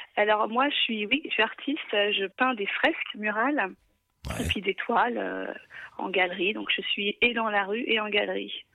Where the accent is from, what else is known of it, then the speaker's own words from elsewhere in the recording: Paris, Île-de-France, France; now in Melbourne, Australia; je viens de Paris